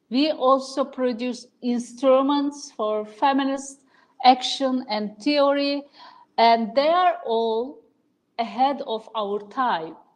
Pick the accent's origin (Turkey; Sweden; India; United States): Turkey; Ankara; born there; I was born here in Ankara in 1968.